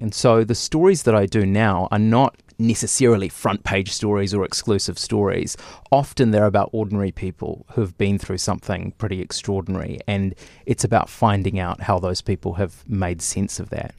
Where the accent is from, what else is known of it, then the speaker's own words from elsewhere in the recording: Lower Hutt, Wellington, New Zealand; I grew up in Lower Hutt